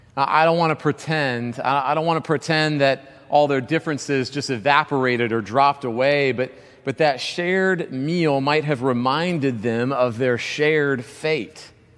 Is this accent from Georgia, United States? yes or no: yes; Georgia, United States; growing up in Georgia